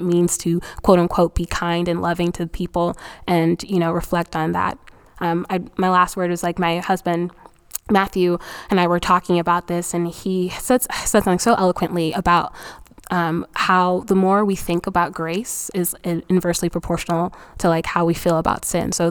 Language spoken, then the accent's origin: English; Nigeria; I think 2020 has been such a reminder for me as a Nigerian that um, no country can save you.